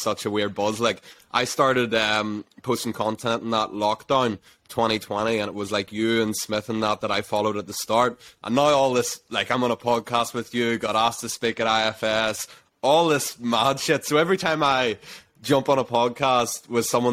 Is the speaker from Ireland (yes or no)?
yes; Ireland; We're all Irish people.